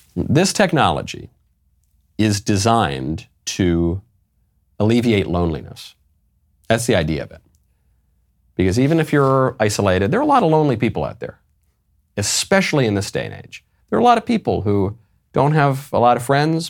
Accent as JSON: {"language": "English", "town": "New York City", "region": "New York", "country": "United States", "tie": "born or raised there", "said": "as a New Yorker by birth"}